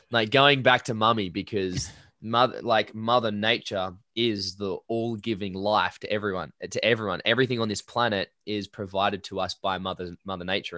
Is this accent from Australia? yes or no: yes; Perth Hills, Western Australia, Australia; I grew up in the Perth Hills.